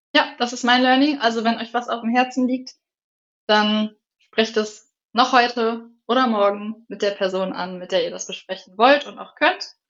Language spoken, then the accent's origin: German; Northern Germany, Germany; also born or lived in near Regensburg; now in Bavaria, Germany; bei uns im Norden